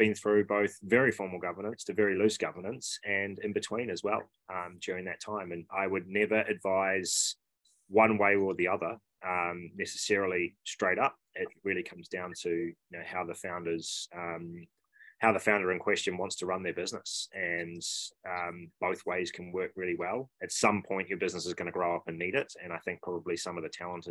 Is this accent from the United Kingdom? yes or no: no; New Zealand; moved away as an adult; also born or lived in Sydney, Australia; being a Kiwi over there and having done my high school and university in New Zealand